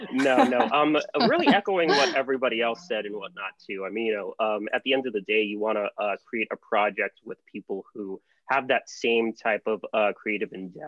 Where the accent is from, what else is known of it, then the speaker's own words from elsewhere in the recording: San Francisco Bay Area, California, United States; also born or lived in New York; I was born and raised in the San Francisco Bay Area, but my dad is actually from New York. And I spent a lot of my life, ever since I was 8 years old, actually, going back and forth between New York and California.